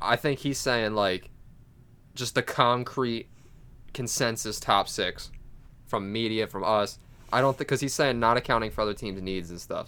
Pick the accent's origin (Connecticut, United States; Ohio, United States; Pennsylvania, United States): Pennsylvania, United States; Delaware County; we're from Delco